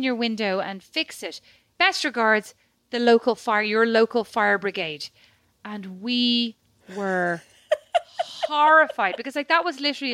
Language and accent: English; Ireland; now in Paris, France; being Irish